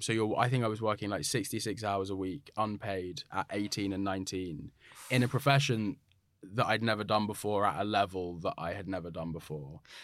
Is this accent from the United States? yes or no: no; London, United Kingdom; a black but mixed race black man growing up in London